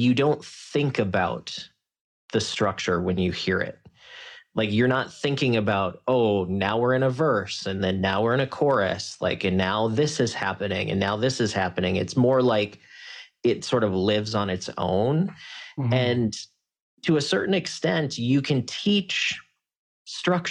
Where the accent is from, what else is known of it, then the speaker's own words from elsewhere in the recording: South Dakota, United States; I grew up in South Dakota